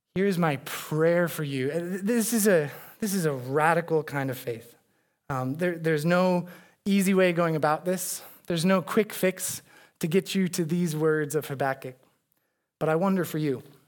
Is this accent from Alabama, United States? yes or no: no; Arizona, United States; now in Chicago, United States; I'm from Arizona. Uh, we had a lot of mountains around us